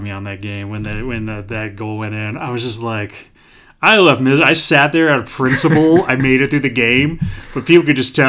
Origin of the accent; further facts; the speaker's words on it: American Midwest, United States; accent: American Midwest; I generally talk with my American Midwest accent I have.